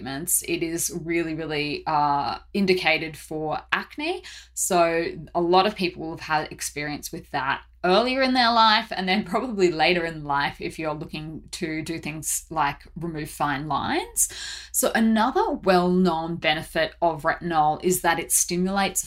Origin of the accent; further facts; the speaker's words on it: Brisbane, Queensland, Australia; now in Seoul, South Korea; I'm originally from Brisbane